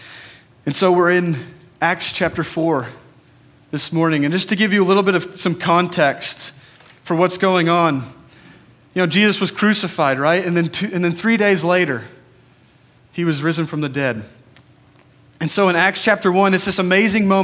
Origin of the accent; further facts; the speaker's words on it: Portland, Oregon, United States; that's where I'm from too